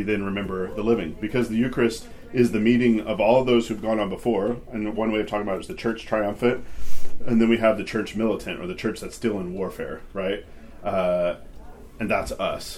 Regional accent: Arkansas, United States; being 9 years old in a pew in Arkansas

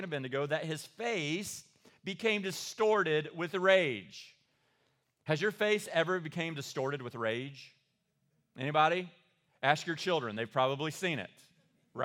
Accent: Eastern Kentucky, United States; I am from Eastern Kentucky

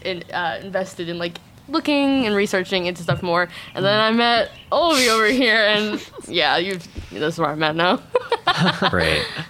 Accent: Bardstown, Kentucky, United States; I'm actually from Kentucky, like Bardstown, Kentucky

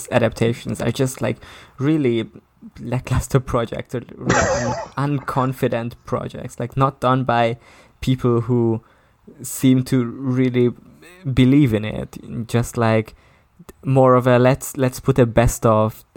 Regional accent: Budapest, Hungary; That's like literally my hometown

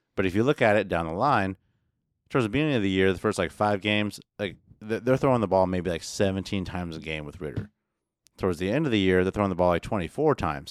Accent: Midwest, United States; I'm from the Midwest

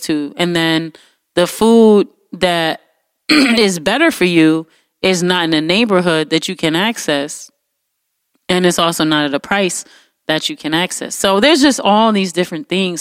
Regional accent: United States; as an American

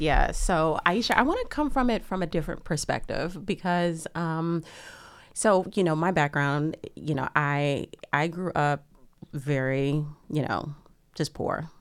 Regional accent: Lake Charles, Louisiana, United States; where I grew up in Louisiana

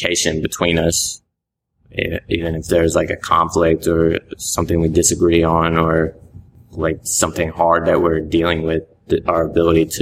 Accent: Richmond, Virginia, United States; moved away as an adult; now in Atlanta, United States; I went home to Richmond for a while, and then I knew I didn't want to stay in Richmond

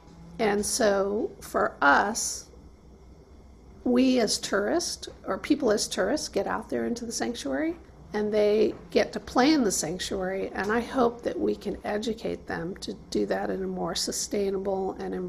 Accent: Michigan, United States; now in Monterey, United States; I feel like I'm from Michigan, and having come here several years ago and landed here as a marine biologist

